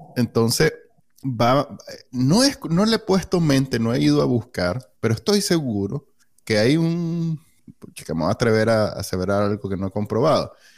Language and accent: Spanish; Nicaragua; moved away as an adult; cuando salí de Nicaragua en el 2009, en 2019